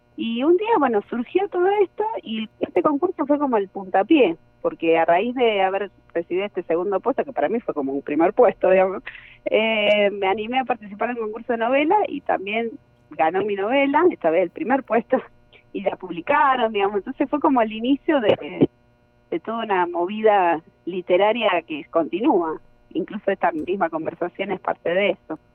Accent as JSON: {"language": "Spanish", "town": "Rosario", "region": "Santa Fe", "country": "Argentina", "said": "soy rosarina"}